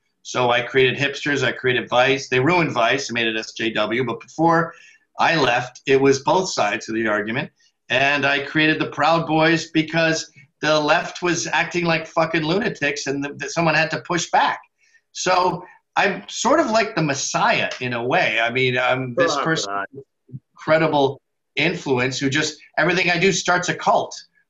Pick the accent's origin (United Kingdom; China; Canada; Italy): United Kingdom; Scotland; Oh, no. I'm so Scottish. We never forget a dime.